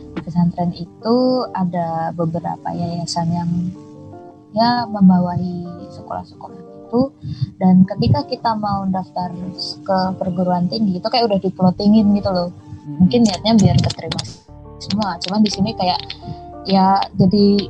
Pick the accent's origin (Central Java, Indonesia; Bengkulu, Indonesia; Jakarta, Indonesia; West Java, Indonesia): Central Java, Indonesia; Wonosobo; born or raised there; moved away as an adult; also born or lived in Kalimantan; now in Yogyakarta, Indonesia